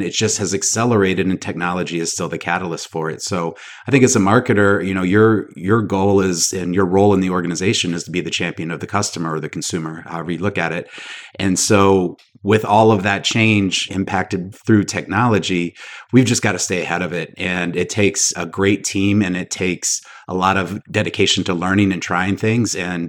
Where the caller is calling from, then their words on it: Charlotte, North Carolina, United States; Charlotte, North Carolina today.